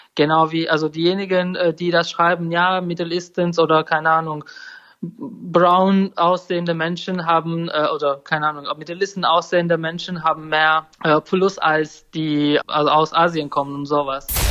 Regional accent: Turkey; German is a second language; moved away as an adult; also born or lived in Sweden; now in Germany; ich komme ja aus der Türkei

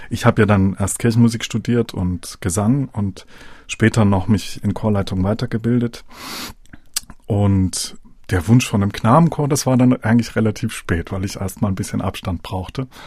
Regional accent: Dresden, Saxony, Germany; Ich komme ja selber aus Dresden. Man hat als Dresdner dann später die Möglichkeit, wieder aus dem Alumnat herauszugehen.

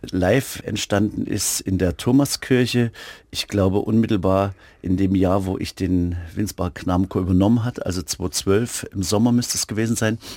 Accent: Germany; ich bin ja in DDR-Zeiten zur Schule gegangen

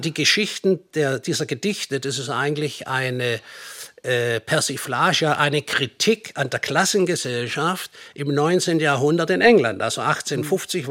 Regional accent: Nürtingen, Baden-Württemberg, Germany; moved away as an adult; also born or lived in United States / Hamburg; Ich bin eigentlich ursprünglich aus Nürtingen.

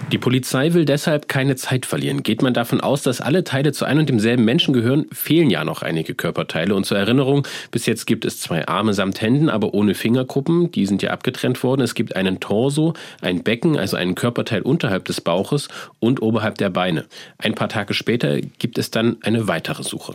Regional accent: Leipzig, Saxony, Germany; Ich bin Leipziger, ich bin Kanu-Rennsportler, das heißt, jahrelang war das mein Trainingsgebiet

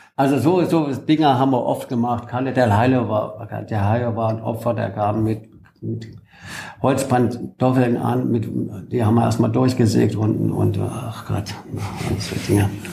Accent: Bollberg, Saxony-Anhalt, Germany; moved away as an adult; also born or lived in France; mein Heimatdorf Bolleben

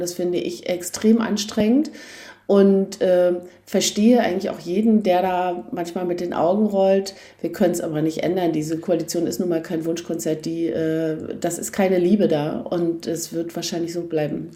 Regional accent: East Germany, Germany; als Ossi

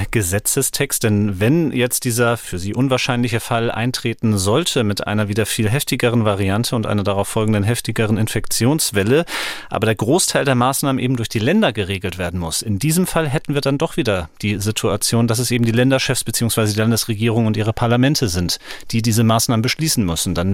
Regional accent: Leipzig, Saxony, Germany; wir sind aus Leipzig, deswegen immer vielleicht auch ein bisschen stärker der Blick hier in den Freistaat Sachsen

